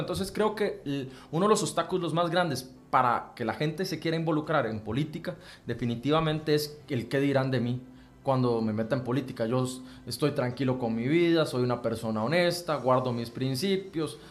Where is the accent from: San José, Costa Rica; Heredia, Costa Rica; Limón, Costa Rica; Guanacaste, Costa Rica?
Heredia, Costa Rica; Santa Bárbara; soy de San Juan de Santa Bárbara Heredia